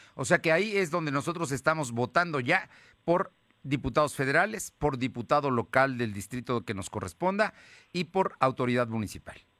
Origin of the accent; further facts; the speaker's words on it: Mexico; somos ciudadanos, somos mexicanos